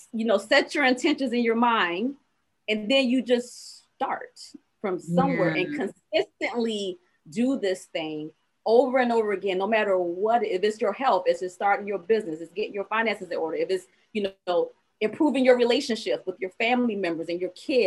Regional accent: Savannah, Georgia, United States; I was from Savannah, Georgia

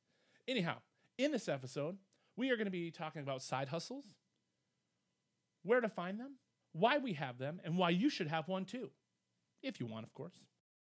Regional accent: Midwest, United States; We're from the Midwest, so we don't really like talking about ourselves.

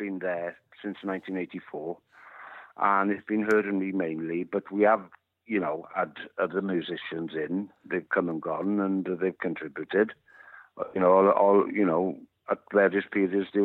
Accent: Wales, United Kingdom; first language Welsh; English is a second language; my mother tongue, which is Welsh

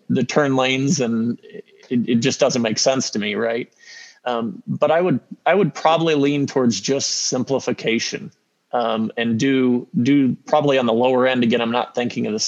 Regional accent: Peoria, Illinois, United States; moved away; I grew up in Peoria

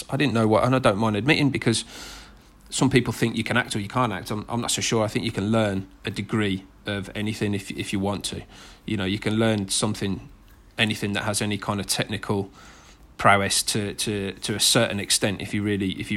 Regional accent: Birmingham, West Midlands, United Kingdom; accent: thick Brummie; my thick Brummie accent

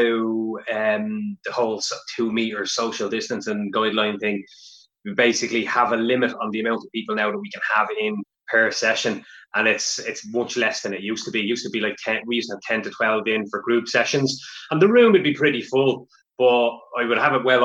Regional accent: Meath, Leinster, Ireland; I'm from Mead originally

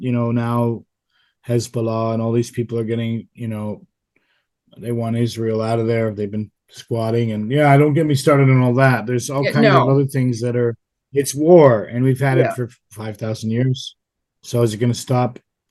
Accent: Canada; moved away; also born or lived in Dallas / Europe; being Canadian

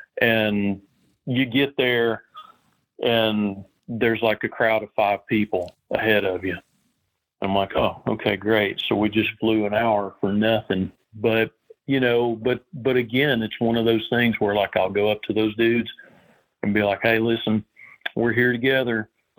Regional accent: Tennessee, United States; also born or lived in Western North Carolina, United States; growing up in Southern Appalachia and East Tennessee and Western North Carolina and those mountains.

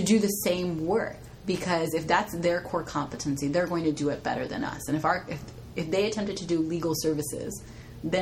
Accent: Southern California, United States; moved away as an adult; now in Bay Area, United States; I'm from Southern California

